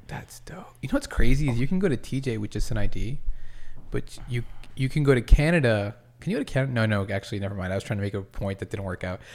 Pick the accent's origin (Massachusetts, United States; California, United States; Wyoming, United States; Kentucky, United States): Massachusetts, United States; moved away; also born or lived in Rhode Island; I was born in Rhode Island and raised in Massachusetts